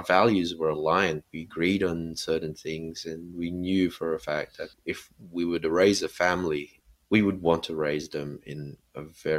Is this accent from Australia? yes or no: yes; Sydney, New South Wales, Australia; Christine growing up in New Jersey and me in Sydney, half a world apart